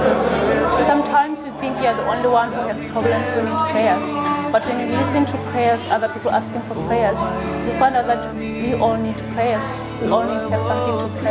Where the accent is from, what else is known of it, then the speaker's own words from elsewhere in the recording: Botswana; now in Melbourne, Australia; I'm from Botswana